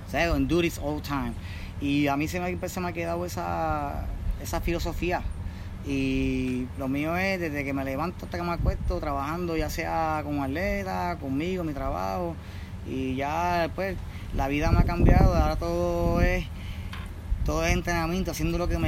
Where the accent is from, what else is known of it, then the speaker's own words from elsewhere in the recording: Puerto Rico; Y la bandera, porque yo soy, yo soy boricua y represento donde quiera que voy y paro en el mundo.